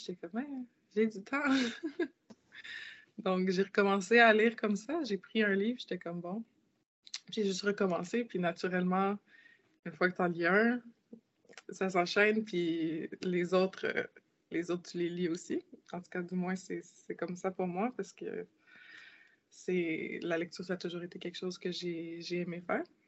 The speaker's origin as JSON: {"language": "French", "region": "Quebec", "country": "Canada", "tie": "born or raised there", "said": "Je suis née au Québec. Donc, j'ai grandi euh, toute ma vie ici."}